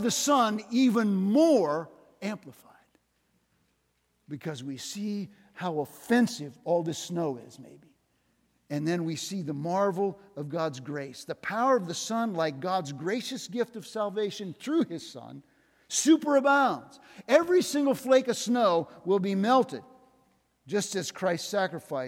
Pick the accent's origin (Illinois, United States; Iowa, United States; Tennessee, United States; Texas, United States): Iowa, United States; Northwest; now in Des Moines, United States; I came from Northwest Iowa